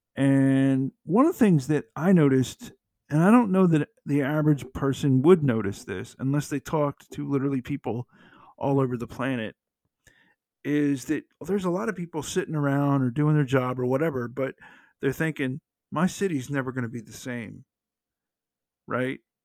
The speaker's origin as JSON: {"language": "English", "town": "Atlanta", "region": "Georgia", "country": "United States", "tie": "born or raised there"}